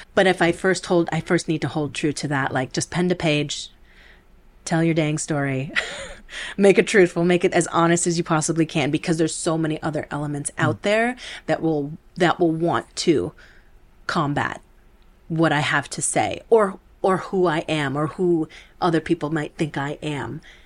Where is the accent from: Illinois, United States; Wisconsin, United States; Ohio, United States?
Wisconsin, United States; Milwaukee; first language Spanish; English is a second language; moved away; also born or lived in Chicago; I grew up in Milwaukee um, with my sister, my older sister, Marisa. Uh, speaking Spanish was our first language